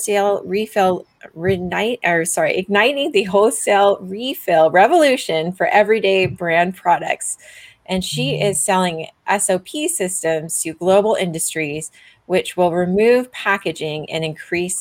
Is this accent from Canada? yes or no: yes; Canada; I'm also Canadian